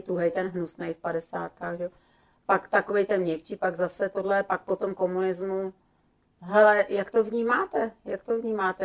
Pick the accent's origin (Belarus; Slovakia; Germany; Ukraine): Slovakia; My jsme se scházeli vždycky na Slovensku, já jsem ze Slovenska, u babičky